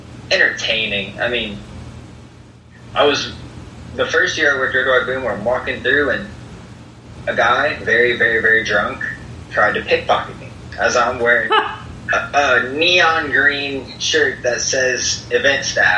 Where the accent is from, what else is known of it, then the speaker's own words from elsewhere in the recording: Rockford, Illinois, United States; born there; also born or lived in Maysville, Kentucky / Valparaiso, Indiana / Florence, Kentucky; so I was born in Rockford, and then I moved to Maysville, Kentucky, which is eastern-ish. And from there, I moved to Valparaiso, Indiana.